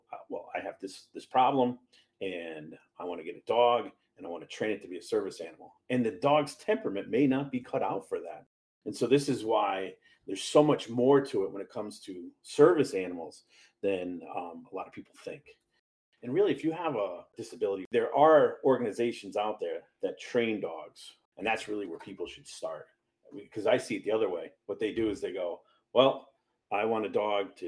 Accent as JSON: {"language": "English", "town": "Hartford", "region": "Connecticut", "country": "United States", "tie": "born or raised there", "moved": "yes", "said": "Where I'm from Hartford, Connecticut. That's where I grew up."}